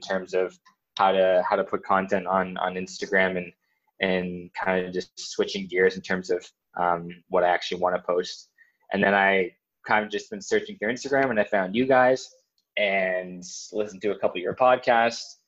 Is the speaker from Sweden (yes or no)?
no; New Brunswick, Canada; moved away; I'm originally from New Brunswick in Canada